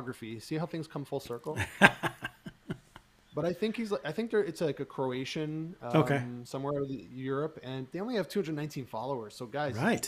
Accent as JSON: {"language": "English", "country": "Canada", "said": "I'm Canadian"}